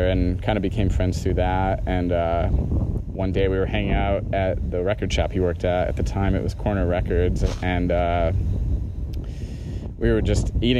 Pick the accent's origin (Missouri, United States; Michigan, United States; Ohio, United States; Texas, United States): Michigan, United States; Kalamazoo; I'm from Kalamazoo, Michigan